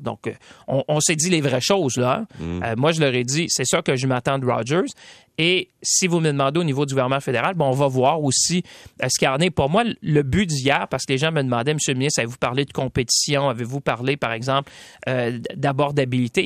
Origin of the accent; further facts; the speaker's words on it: Shawinigan, Quebec, Canada; je viens de, des régions de Shawinigan.